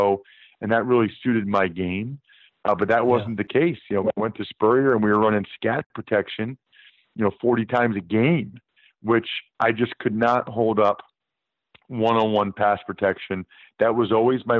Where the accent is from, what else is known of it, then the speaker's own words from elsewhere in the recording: Reading, Pennsylvania, United States; I'm from Reading, Pennsylvania, an hour west of Philly